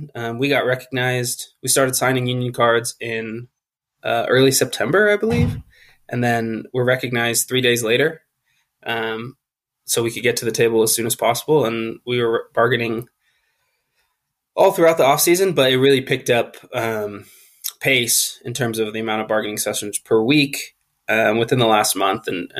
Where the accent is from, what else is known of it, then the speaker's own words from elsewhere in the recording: California, United States; I was born and raised in California